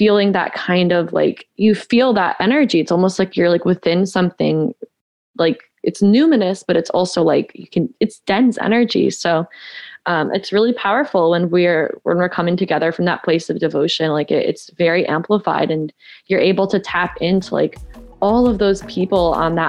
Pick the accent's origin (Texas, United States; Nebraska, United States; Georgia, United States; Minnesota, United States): Georgia, United States; also born or lived in California; I'm originally from California, but I spent most of my adolescent life in Georgia. So yeah, I'm a Georgia peach